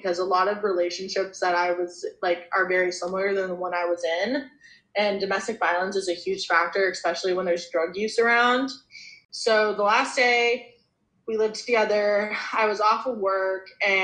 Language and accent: English; Charlotte, North Carolina, United States; I grew up in Charlotte, North Carolina